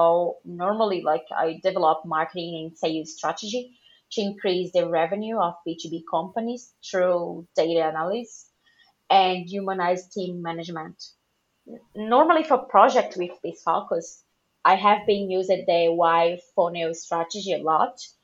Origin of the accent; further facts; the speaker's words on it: Brazil; English is a second language; moved away as an adult; now in Ireland; always had the dream of living outside Brazil